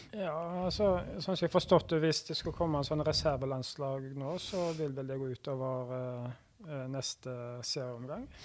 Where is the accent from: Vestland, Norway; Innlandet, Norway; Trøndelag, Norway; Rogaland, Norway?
Rogaland, Norway; Haugesund; also born or lived in Bergen; jeg er oppvokst som Vard-gutt